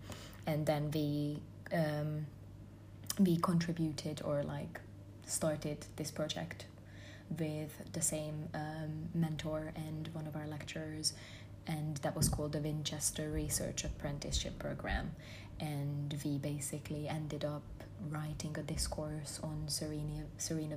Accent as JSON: {"language": "English", "country": "Hungary", "accent": "Hungarian", "second_language": "English", "moved": "as an adult", "lives_now": "United Kingdom", "said": "I am Hungarian and my accent is Hungarian accent"}